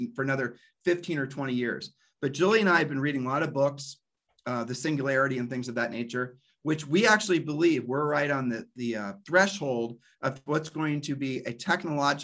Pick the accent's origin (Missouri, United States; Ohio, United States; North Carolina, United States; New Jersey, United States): Ohio, United States; We're from Ohio